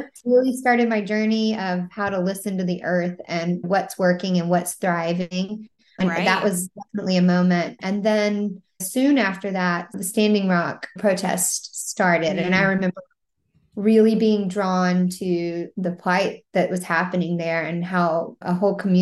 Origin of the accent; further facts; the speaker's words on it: Mississippi, United States; now in Charleston, United States; I grew up in Mississippi and my dad had a garden.